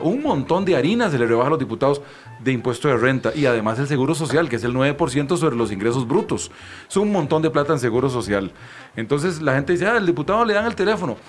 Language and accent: Spanish; Costa Rica; yo soy costarricense